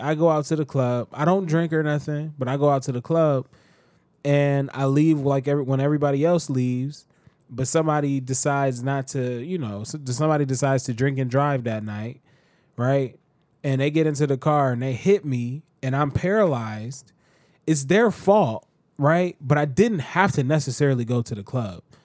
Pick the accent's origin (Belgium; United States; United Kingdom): United States